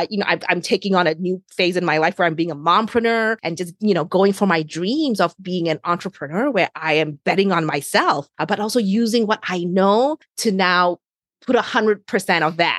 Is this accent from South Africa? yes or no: no; New Zealand; now in New York, United States; I am an immigrant. I came to New York from New Zealand, so a long, long distance away